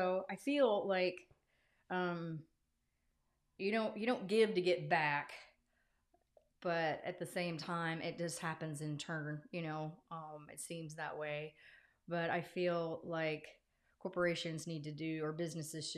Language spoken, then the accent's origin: English; Yukon, Oklahoma, United States; I was born and raised in Yukon, Oklahoma. Actually, I was raised by New Yorkers